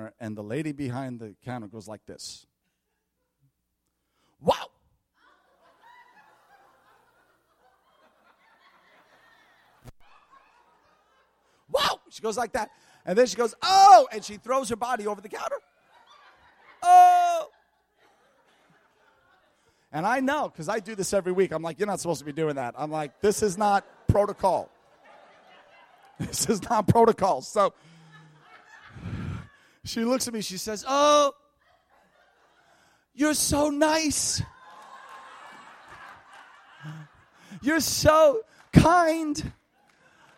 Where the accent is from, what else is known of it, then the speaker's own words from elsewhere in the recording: New York, United States; now in North Carolina, United States; New York, where I was from, where I lived for years. Now I'm in North Carolina